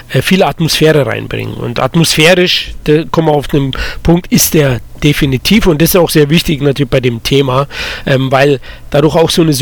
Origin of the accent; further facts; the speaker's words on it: Munich, Bavaria, Germany; Ist jetzt zum Beispiel von mir, ich komme ja aus